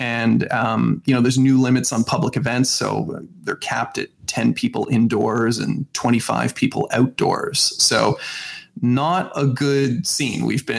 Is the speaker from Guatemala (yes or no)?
no; Vancouver Island, British Columbia, Canada; now in Toronto, Canada; it's southwest of Vancouver, I guess, geographically. And to put it in perspective, and Cam, I know you'll appreciate this having grown up here as well.